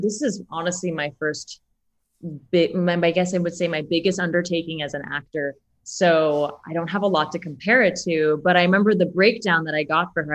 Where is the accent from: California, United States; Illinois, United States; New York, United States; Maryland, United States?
New York, United States; now in Chicago, United States; I am from New York